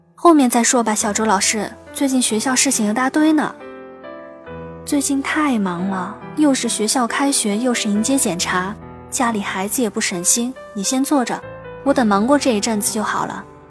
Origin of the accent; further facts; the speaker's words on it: Sichuan, China; 我仍然是一个每一期都努力把“努力”这个词发音发标准的四川人